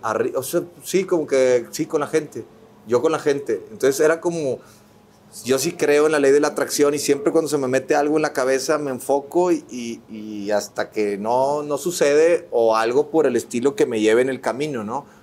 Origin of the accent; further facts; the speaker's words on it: Monterrey, Nuevo León, Mexico; moved away as an adult; also born or lived in Mexico City; otro regio